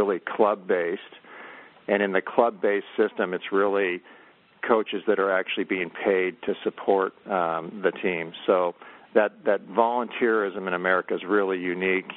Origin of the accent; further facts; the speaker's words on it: near Stanford, California, United States; I grew up near Stanford.